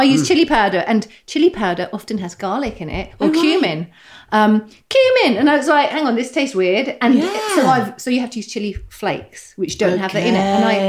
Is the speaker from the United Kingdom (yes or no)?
no; Saudi Arabia; born there; also born or lived in Qatar; I was born in Saudi. So my dad worked over there.